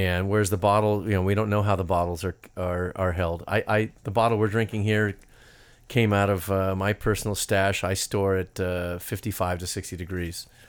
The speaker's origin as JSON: {"language": "English", "region": "California", "country": "United States", "said": "I'm from California."}